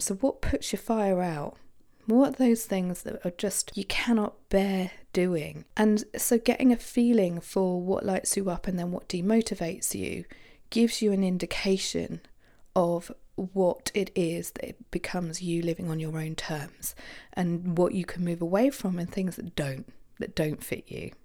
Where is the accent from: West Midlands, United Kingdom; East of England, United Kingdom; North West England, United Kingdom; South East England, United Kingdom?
South East England, United Kingdom; Isle of Wight; I grew up on the Isle of Wight